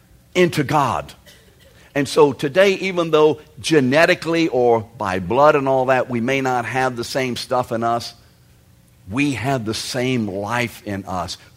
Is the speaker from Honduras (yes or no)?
no; England, United Kingdom; I'm English. It's pretty obvious I am